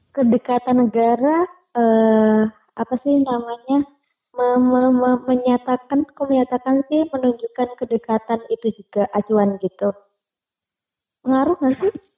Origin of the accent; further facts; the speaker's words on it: Indonesia; kami dari Indonesia